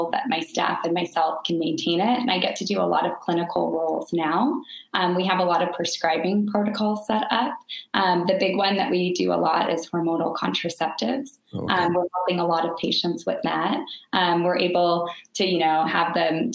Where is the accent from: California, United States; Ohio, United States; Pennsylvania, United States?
California, United States; Bay Area, Silicon Valley; also born or lived in San Diego; I grew up in the Bay Area, Silicon Valley